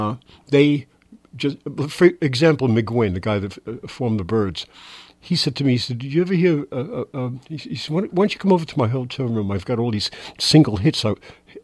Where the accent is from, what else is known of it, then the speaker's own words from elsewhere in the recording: New York City, New York, United States; moved away; Born and raised in Manhattan